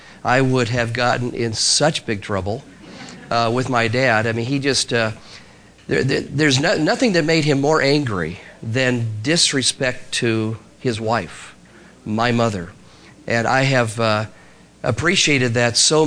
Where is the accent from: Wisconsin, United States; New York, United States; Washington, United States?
Washington, United States; Spokane; moved away; I grew up in Spokane, Washington, a long ways from here, northwest United States, but my dad was from Georgia.